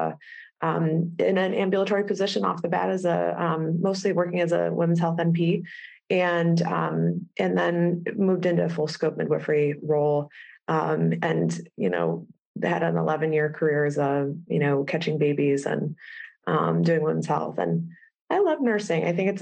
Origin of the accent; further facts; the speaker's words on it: Cleveland, Ohio, United States; moved away as an adult; also born or lived in Chicago; We're from Cleveland originally